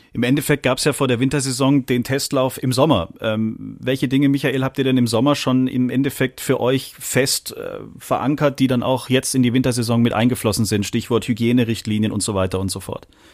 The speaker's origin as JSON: {"language": "German", "country": "Germany", "said": "hier bei uns in Deutschland"}